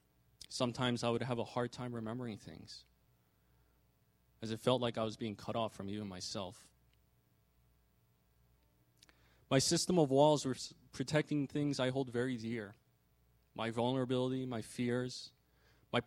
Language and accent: English; New York metro area, United States; I was born and raised in the New York metro area by my parents, who were immigrants from Korea